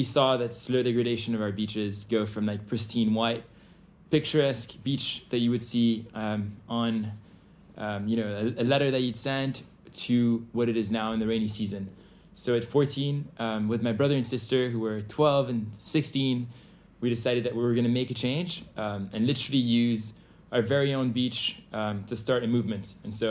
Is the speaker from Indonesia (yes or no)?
yes; Bali, Indonesia; So, you know, I grew up in Bali. Been here for 16 years, had the huge privilege of growing up with my family on this paradise island.